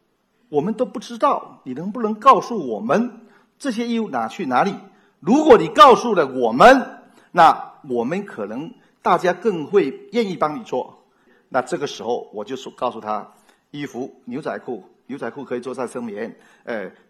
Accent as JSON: {"language": "Chinese", "region": "Fujian", "country": "China", "said": "我们闽南人有个爱拼才会赢。"}